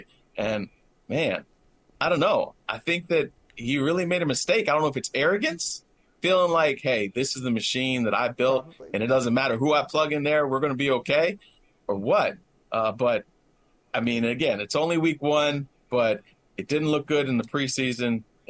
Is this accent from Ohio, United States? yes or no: no; Virginia, United States; moved away; in a weekly newspaper in Virginia, in my hometown.